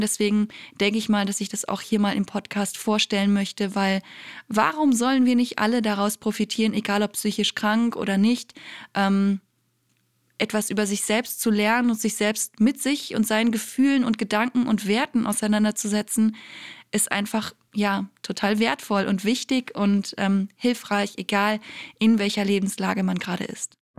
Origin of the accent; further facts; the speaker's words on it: Germany; bei uns in Deutschland